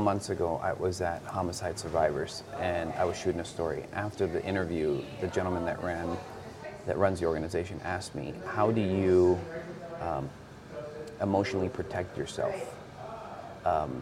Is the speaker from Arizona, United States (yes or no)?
yes; Douglas, Arizona, United States; also born or lived in Agua Prieta, Sonora, Mexico; I'm from Agua Prieta, Sonora, raised in Douglas. So I was raised on both sides of the border.